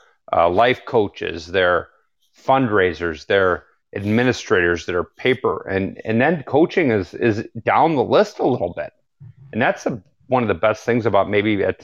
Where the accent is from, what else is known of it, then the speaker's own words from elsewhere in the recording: St. Louis, Missouri, United States; moved away; I'm from St. Louis originally